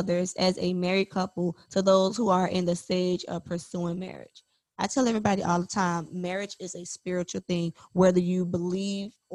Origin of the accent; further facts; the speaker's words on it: Miami, Florida, United States; we're from Miami